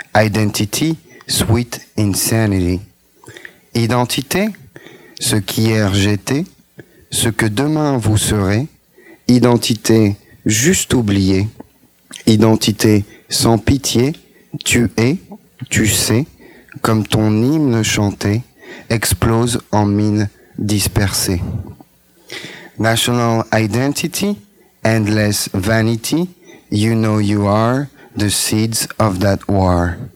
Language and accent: French; France; moi, je suis français